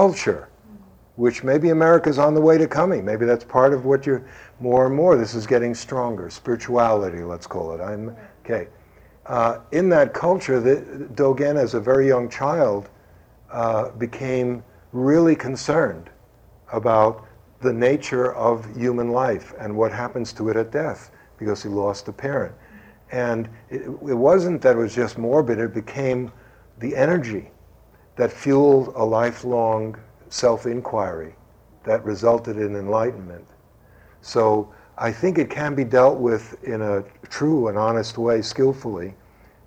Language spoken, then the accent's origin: English; United States; we Americans